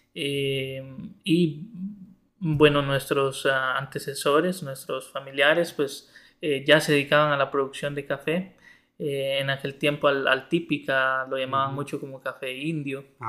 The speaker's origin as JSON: {"language": "Spanish", "town": "Mercedes", "region": "Ocotepeque", "country": "Honduras", "tie": "born or raised there", "also_born_or_lived": "Santa Rosa de Copán", "moved": "yes", "said": "yo soy originario de Mercedes Ocotepeque, una comunidad del occidente de Honduras."}